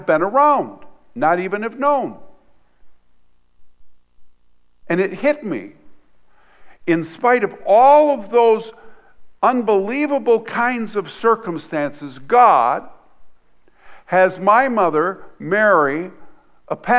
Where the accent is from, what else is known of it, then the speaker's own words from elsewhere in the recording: Michigan, United States; also born or lived in Hart, Michigan / Vassar, Michigan; I'm from Michigan